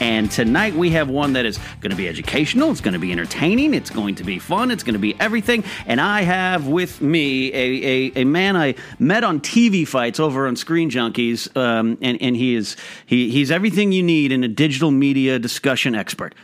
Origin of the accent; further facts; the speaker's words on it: Pismo Beach, California, United States; now in Los Angeles, United States; my hometown, there's only a couple there up in Pismo